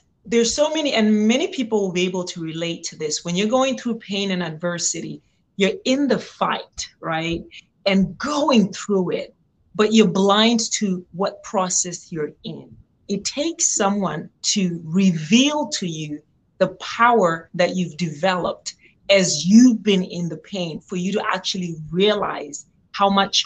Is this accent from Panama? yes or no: no; Zimbabwe; moved away as an adult; now in United States; I was born and raised in Zimbabwe